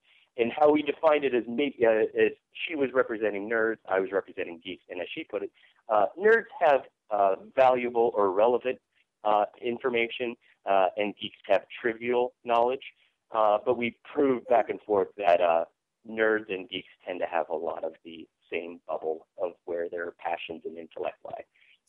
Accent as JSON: {"language": "English", "region": "Idaho", "country": "United States", "said": "I come from Southern Idaho."}